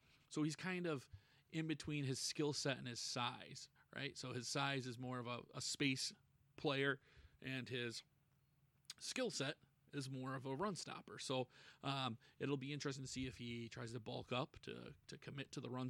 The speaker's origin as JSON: {"language": "English", "town": "Buffalo", "region": "New York", "country": "United States", "tie": "born or raised there", "said": "in my hometown here, the Buffalo"}